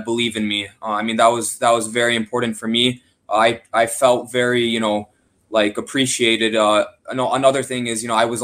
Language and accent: English; Chicago, Illinois, United States; moved away as an adult; also born or lived in Poland; now in Charlotte, United States; I was born in Chicago. I grew up in Chicago